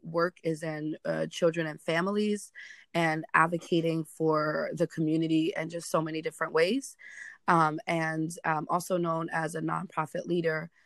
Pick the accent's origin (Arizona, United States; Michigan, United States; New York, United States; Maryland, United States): New York, United States; New York City; I am a Bronx native, so I'm born and raised in the Bronx.